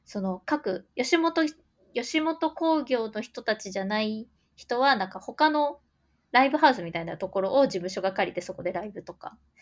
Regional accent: Gifu, Japan; born or raised there

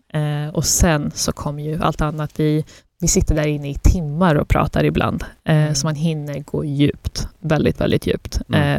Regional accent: Sweden; also born or lived in Afghanistan (ancestry) / Russia (ancestry); Sverige och landet man är uppvuxen i, men också den kulturen man har hemma och den bakgrunden

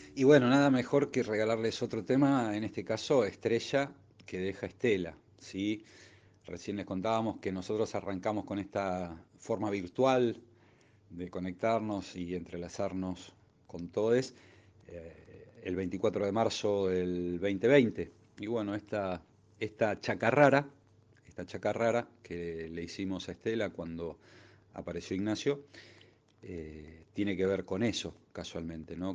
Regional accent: Buenos Aires, Argentina; nuestra ciudad natal, esta querida Buenos Aires

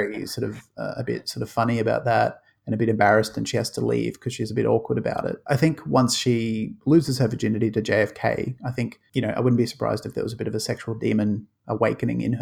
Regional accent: Australia; a terrible accent from an Aussie

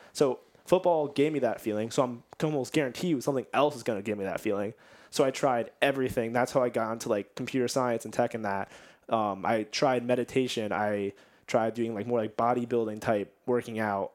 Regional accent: Nazareth, Pennsylvania, United States; also born or lived in Bethlehem, Pennsylvania; I'm from Nazareth, Pennsylvania, and I just took a jog around Nazareth, like, went to the high school

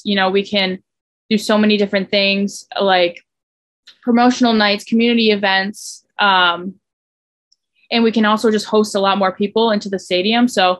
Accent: Southeastern Connecticut, United States; growing up in Southeastern Connecticut

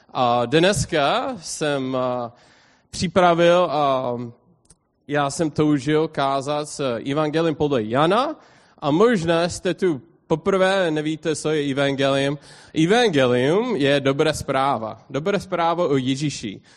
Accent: United States; Czech is a second language; já jsem amík

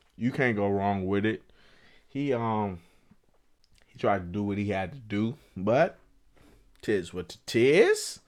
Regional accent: Chicago, Illinois, United States; I'm from Chicago where we don't have

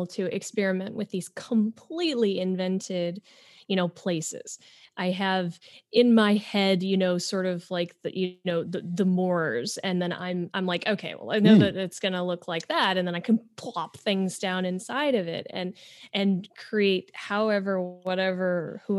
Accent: Syracuse, New York, United States; I am from a city, I'm from Syracuse

